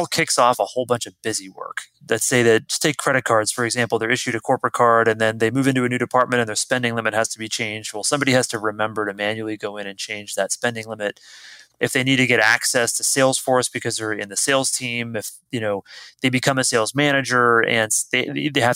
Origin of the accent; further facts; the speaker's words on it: Canada; moved away as an adult; now in San Francisco Bay Area, United States; I'm Canadian, but I got an American passport so I could vote. I came out to the Bay Area, San Francisco Bay Area, originally to work for Apple